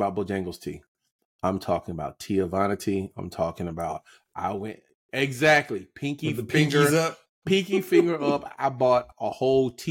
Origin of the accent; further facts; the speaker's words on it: North Carolina, United States; I was raised in North Carolina.